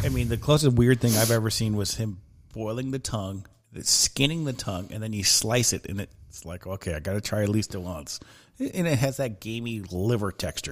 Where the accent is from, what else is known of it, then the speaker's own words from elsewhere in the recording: Southern California, United States; where I grew up in Southern California